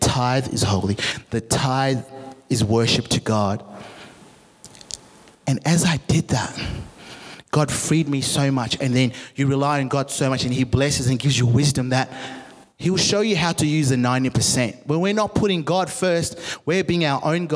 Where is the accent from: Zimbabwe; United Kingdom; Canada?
Zimbabwe; moved away; I'm from Africa. I'm from Zimbabwe